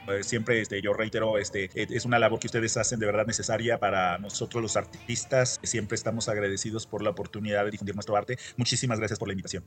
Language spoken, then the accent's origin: Spanish; Aguascalientes, Mexico; also born or lived in Canada; now in Mexico City, Mexico; yo soy originario de Aguascalientes